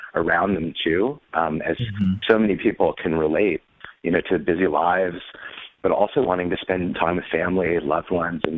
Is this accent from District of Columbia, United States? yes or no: yes; Washington, District of Columbia, United States; I grew up in Washington, D.C., and my dad lobbied on behalf of food transparency